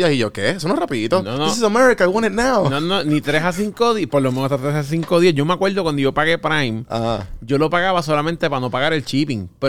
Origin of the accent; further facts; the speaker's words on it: Bayamón, Puerto Rico; also born or lived in Santurce / Corozal / Río Piedras; yo soy, como un hybrid, porque yo soy de Bayamón. Lambón. Pero estudié en Santurce. Ya. Pero todos los weekends iba para Corozal.